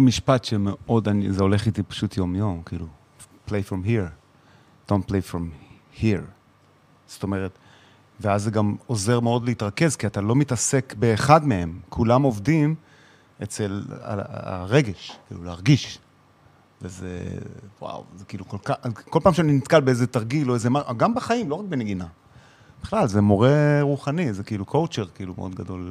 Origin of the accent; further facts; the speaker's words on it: Israel; moved away as an adult; ילד ישראלי